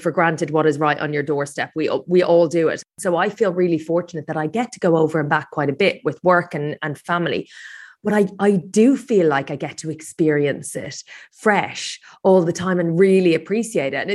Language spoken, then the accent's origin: English; Ireland; now in London, United Kingdom; so yeah, but I I grew up in Ireland. It, it does feel like quite a bit uh, a big part of my identity, and I just I I love Ireland. It's still very much home. I live in London